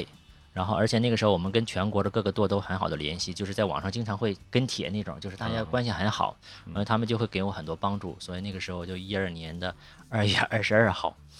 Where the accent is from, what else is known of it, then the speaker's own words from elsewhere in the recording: Shandong, China; moved away as an adult; also born or lived in Beijing; now in Yangshuo, China; 我是山东人，